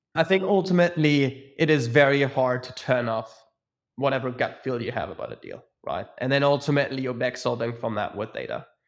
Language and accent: English; Munich, Bavaria, Germany; moved away as an adult; also born or lived in Zurich / London; I'm born and bred in Munich, Germany.